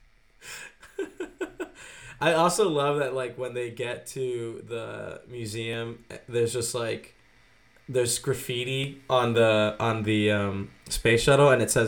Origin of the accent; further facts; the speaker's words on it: United States; I am an American.